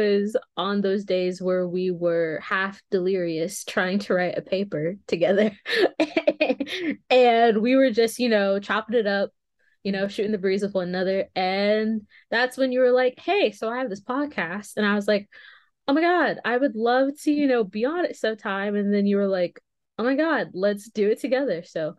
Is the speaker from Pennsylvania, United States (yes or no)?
no; Fort Worth, Texas, United States; I am from Fort Worth, Texas.